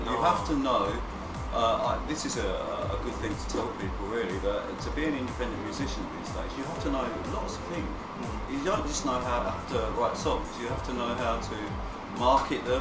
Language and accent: English; England, United Kingdom; moved away as an adult; also born or lived in Barcelona, Spain; I was born in England, but I actually haven't lived there since 1992